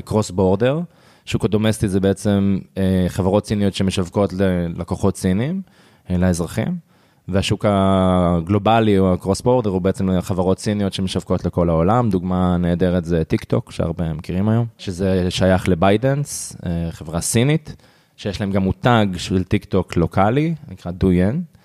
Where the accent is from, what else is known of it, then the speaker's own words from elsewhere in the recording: Israel; בתור ישראלי